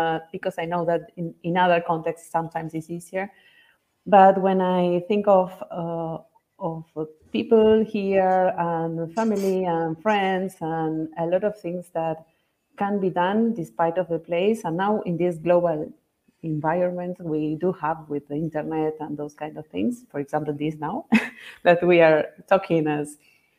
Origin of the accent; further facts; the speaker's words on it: Argentina; I was born in Argentina and I am living in Argentina